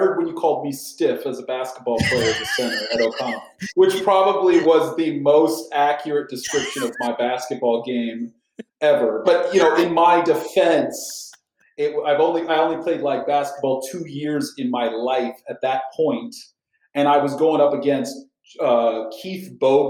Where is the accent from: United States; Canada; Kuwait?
Kuwait; Now I went to I grew up in Kuwait, and I went to British school, which was my first school, Sunshine School of Kuwait, and the British start their kids a year early.